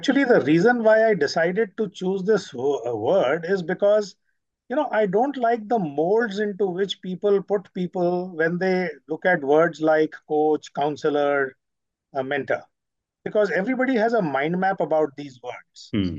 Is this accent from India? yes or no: yes; Delhi, India; took me through different cities like Nagpur, Satna, Indore, and Hyderabad after I was born in Delhi, and then finally settled back in Delhi.